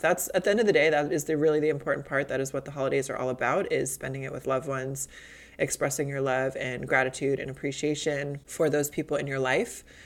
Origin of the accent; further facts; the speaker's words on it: Midwest, United States; moved away; growing up in the Midwest